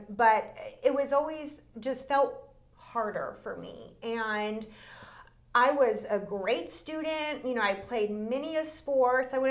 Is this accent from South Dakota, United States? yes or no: no; California, United States; born there; also born or lived in Texas / Louisiana; I was born in Northern California. Um, we were there for about two years, and then we moved to Texas. We were there for six, then back to California, then to Louisiana, then back to California.